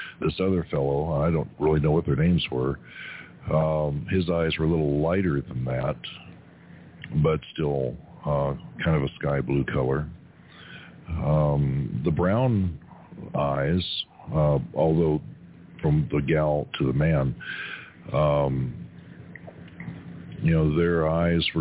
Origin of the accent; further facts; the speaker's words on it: Kentucky, United States; now in Arizona, United States; when I was a kid growing up in Kentucky